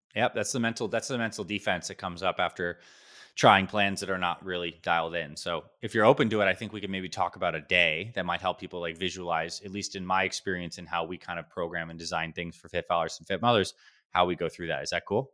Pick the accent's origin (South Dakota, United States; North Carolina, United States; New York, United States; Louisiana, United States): New York, United States; Syracuse; now in Scottsdale, United States; I was born in upstate New York, Syracuse, New York